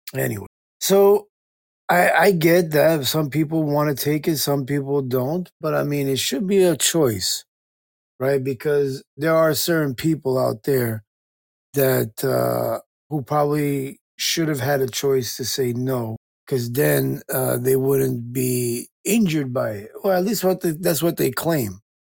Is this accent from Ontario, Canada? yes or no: no; Calgary, Alberta, Canada; I'm from Calgary, Alberta, Canada. That's just me.